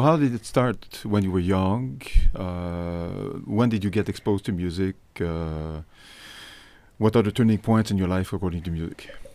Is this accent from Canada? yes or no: yes; Canada; I'm from Canada.